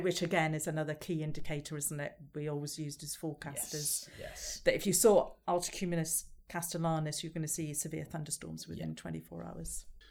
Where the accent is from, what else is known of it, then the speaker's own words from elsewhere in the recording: Scotland, United Kingdom; I'm Scottish